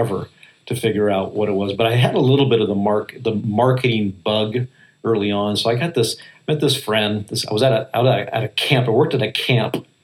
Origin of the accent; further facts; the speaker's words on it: Portland, Oregon, United States; moved away as an adult; also born or lived in Texas; now in Nashville, United States; I was from Portland